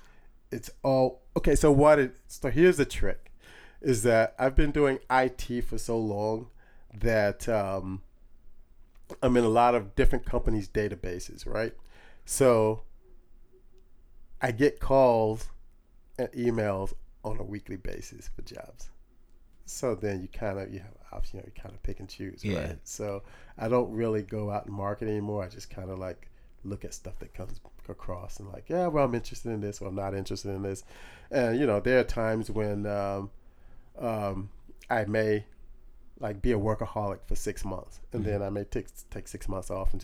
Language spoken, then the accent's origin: English; Long Beach, California, United States; From Long Beach.